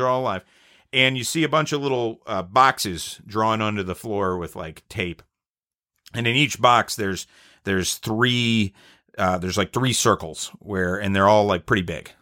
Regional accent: Atlanta, Georgia, United States; I'm at Georgia Tech, which is, we're from Atlanta

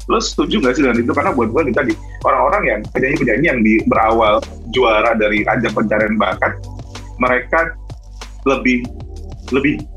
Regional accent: Lampung, Indonesia; Gue juga orang Sumatera. {S0} Tapi kita di {S1} ujung-ujung gue di Lampung, lo di Medan.

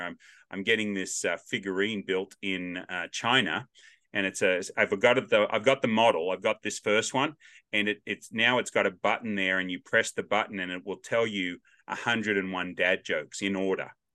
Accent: Australia; accent: Australian; now in Nashville, United States; I'm the only Australian accent around

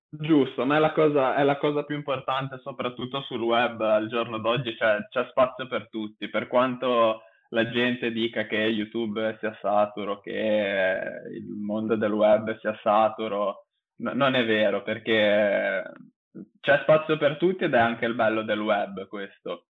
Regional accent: Genoa, Liguria, Italy; io vivo a Genova, sono di Genova

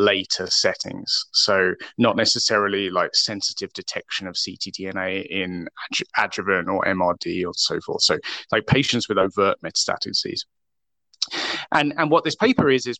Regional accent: United Kingdom; moved away as an adult; now in Vancouver, Canada; I actually work in Vancouver, although I am British originally

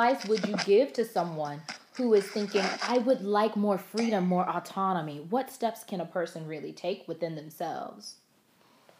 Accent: Florida, United States; now in Georgia, United States; I grew up in Florida

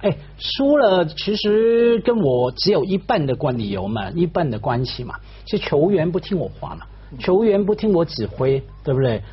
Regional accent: Hong Kong; 我们经常在香港长大的小孩

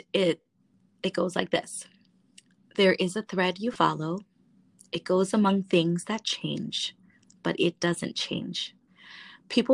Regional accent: United States; I identify as Hmong American, and I am a proud daughter

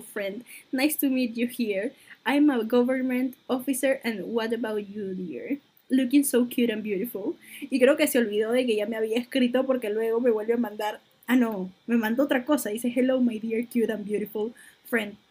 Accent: Peru; soy de Perú

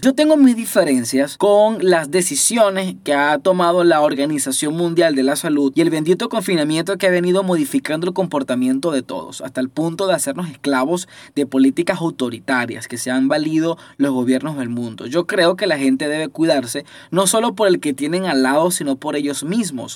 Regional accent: Venezuela; Nosotros nos relacionamos aquí en Venezuela, los que todavía estamos en Venezuela

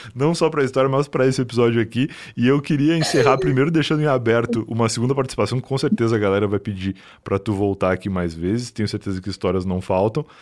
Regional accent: Rio Grande do Sul, Brazil; now in São Paulo, Brazil; eu sou gaúcho

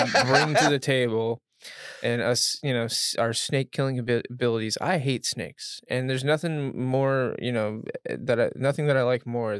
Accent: the South, United States; Yeah, but see, I'm from the South.

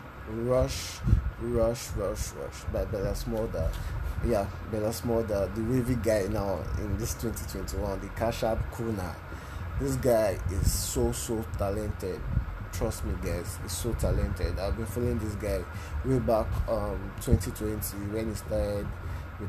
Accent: Lagos, Nigeria; I'm not a Yoruba guy, but I stay in Lagos. I was born in Lagos

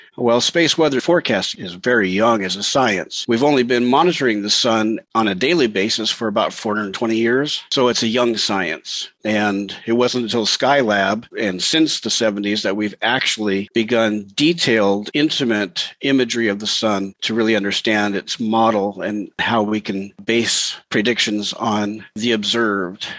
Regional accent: Montana, United States; moved away as an adult; also born or lived in Seattle area, Washington; I was living in the Seattle area and I grew up in Montana

